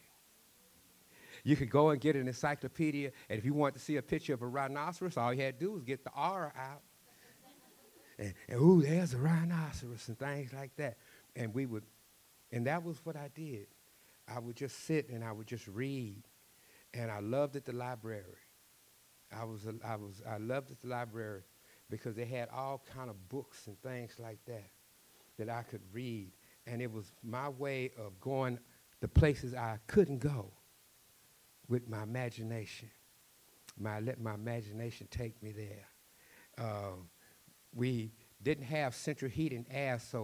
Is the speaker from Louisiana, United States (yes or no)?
yes; Cajun, Louisiana, United States; accent: Cajun; also born or lived in Texas; my Cajun accent gets thicker and thicker